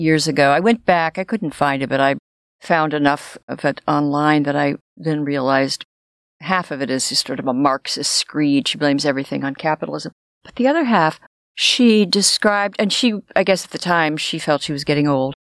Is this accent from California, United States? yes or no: yes; Los Angeles, California, United States; I grew up in Los Angeles, and the schools looked like prisons.